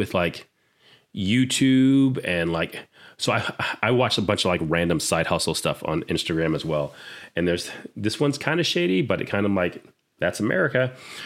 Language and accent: English; Orlando, Florida, United States; I grew up in Orlando, Florida